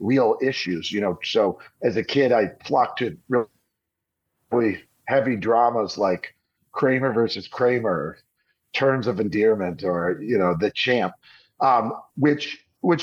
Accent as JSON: {"language": "English", "town": "Detroit", "region": "Michigan", "country": "United States", "tie": "born or raised there", "also_born_or_lived": "Hollywood", "moved": "as an adult", "said": "I actually grew up outside of Detroit"}